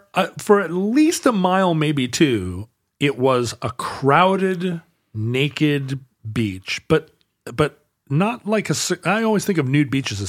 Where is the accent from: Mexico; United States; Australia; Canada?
Canada; Alberta; I'm from Alberta, but I cannot stop.